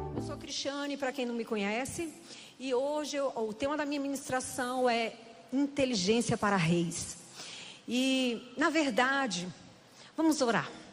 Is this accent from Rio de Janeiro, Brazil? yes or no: no; Recife, Pernambuco, Brazil; moved away as an adult; now in Brasília, Brazil; eu sou pernambucana, eu vim do frevo do pé.